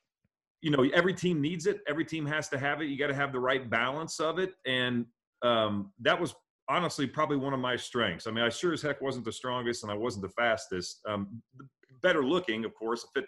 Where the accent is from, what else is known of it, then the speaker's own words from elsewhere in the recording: Midwest, United States; I'm a kid growing up in the Midwest